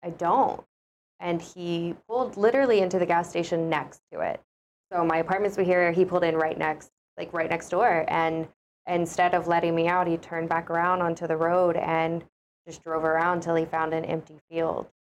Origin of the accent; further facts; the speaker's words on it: Oklahoma, United States; moved away; Well, originally I'm from Oklahoma. That's where I was born and raised